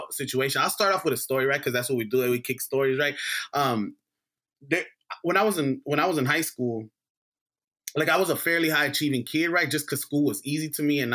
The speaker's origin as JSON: {"language": "English", "town": "Los Angeles", "region": "California", "country": "United States", "tie": "born or raised there", "said": "growing up in South Central"}